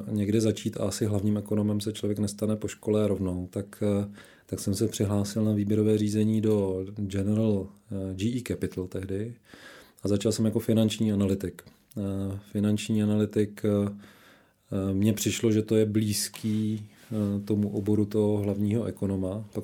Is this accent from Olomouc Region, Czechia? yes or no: yes; Šumperk, Olomouc Region, Czechia; Já vždycky zahajuju svůj životopis tím, že jsem se narodil v Šumperku